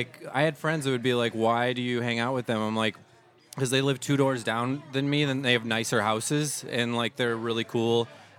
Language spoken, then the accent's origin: English; Midwest, United States; Yeah, I'm a Midwesterner